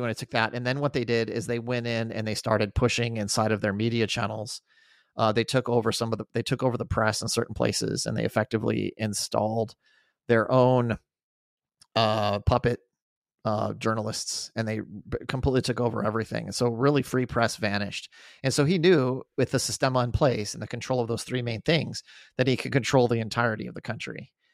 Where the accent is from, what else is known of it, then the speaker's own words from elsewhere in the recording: Albuquerque, New Mexico, United States; I grew up in Albuquerque.